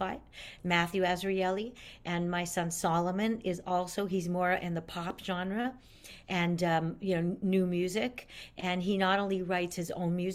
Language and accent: English; Montreal, Quebec, Canada; moved away as an adult; also born or lived in Westchester, New York; I'm from Montreal, which is where I am talking to you